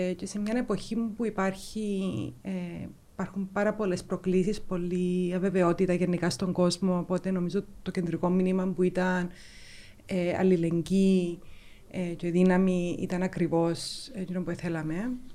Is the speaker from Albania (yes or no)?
no; Nicosia, Nicosia District, Cyprus; also born or lived in London, United Kingdom; είμαι λευκοσιάτισσα. Οπότε μεγάλωσα Λευκοσία.